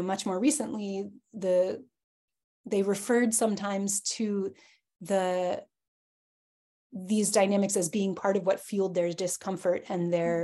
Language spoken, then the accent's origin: English; United States; I am American